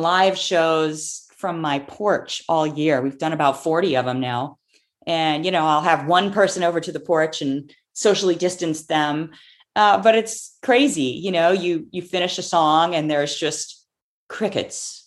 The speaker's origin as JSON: {"language": "English", "town": "Clearwater", "region": "Florida", "country": "United States", "tie": "born or raised there"}